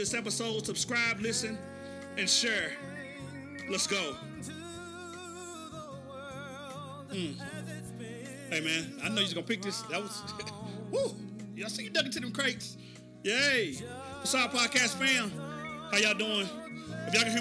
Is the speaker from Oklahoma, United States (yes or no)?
yes; Oklahoma City, Oklahoma, United States; moved away; my hometown, Oklahoma City